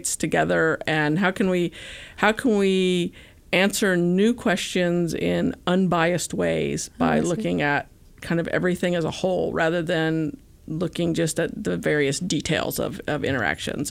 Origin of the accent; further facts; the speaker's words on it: Alabama, United States; moved away; I grew up in Alabama